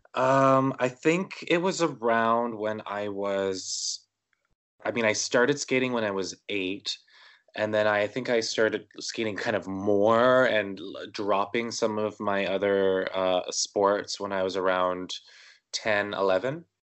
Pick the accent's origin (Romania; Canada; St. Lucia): Canada; Winnipeg, Manitoba; I was born in Winnipeg, Manitoba, Canada, uh, January twenty-seventh, nineteen eighty-five